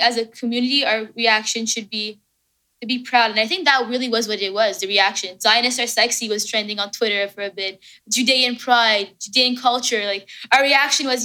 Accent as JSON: {"language": "English", "country": "Canada", "said": "I'm Canadian."}